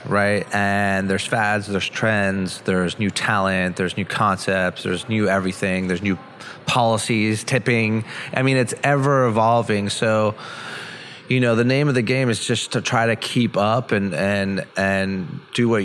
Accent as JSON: {"language": "English", "town": "Montreal", "region": "Quebec", "country": "Canada", "tie": "born or raised there", "moved": "yes", "said": "I grew up in Montreal, and then, you know, I grew up in, you know, big Greek family"}